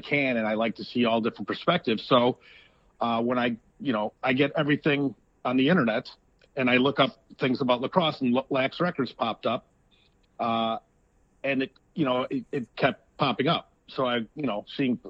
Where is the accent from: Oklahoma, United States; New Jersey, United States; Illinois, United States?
Illinois, United States; Chicago; moved away as an adult; now in Carmel, United States; I grew up in Chicago. I've lived in Chicago my whole entire life until the last 2 years when I moved to Carmel, Indiana